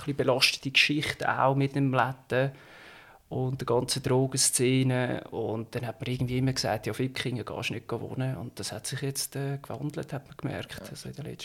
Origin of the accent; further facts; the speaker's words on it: Schwyz, Switzerland; wenn du am oberen Zürichsee aufwachst, also ich bin jetzt im Kanton Schweiz aufgewachsen, ähm, dann hast du eigentlich relativ schnell mal auf Zürich geschaut, weil äh, zum einen ist der rein dialektmäßig bist du näher als in deinem Mutterkanton